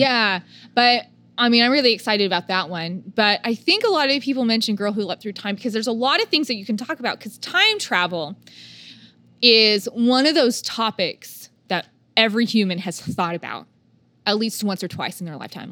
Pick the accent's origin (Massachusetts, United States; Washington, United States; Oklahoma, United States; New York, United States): Oklahoma, United States; we're from a small town or we're from Oklahoma